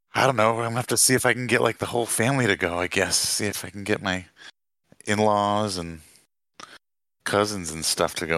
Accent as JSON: {"language": "English", "region": "New York", "country": "United States", "moved": "yes", "said": "I'm from New York"}